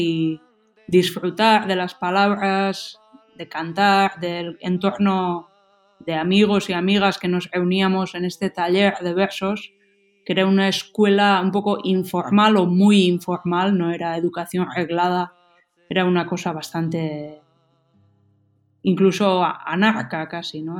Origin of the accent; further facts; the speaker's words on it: Hernani, Basque Country, Spain; first language Basque; Spanish is a second language; aquí en Hernani, en mi pueblo